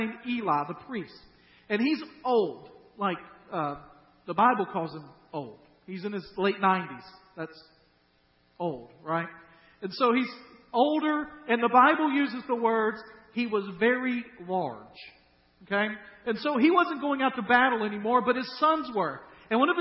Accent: Dyersburg, Tennessee, United States; moved away; we're from Dyersburg.

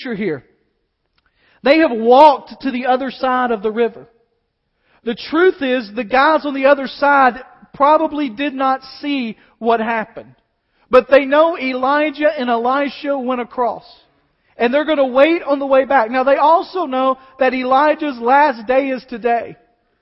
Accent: United States; as American believers

